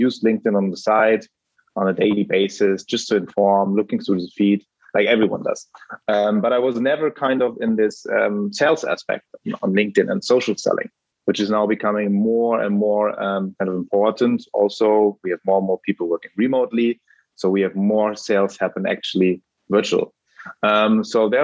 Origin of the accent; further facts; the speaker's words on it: Germany; I'm actually German.